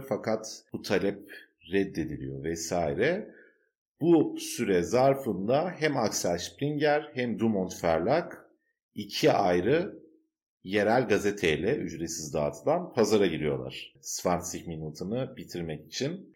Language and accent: Turkish; Turkey; now in Germany; benim ilk gençliğimde ve çocukluğumda Türkiye'de